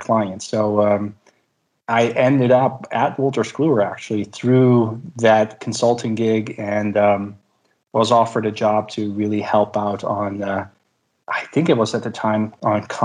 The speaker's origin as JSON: {"language": "English", "town": "Delft", "region": "South Holland", "country": "Netherlands", "tie": "born or raised there", "said": "my first job was in my hometown in Delft"}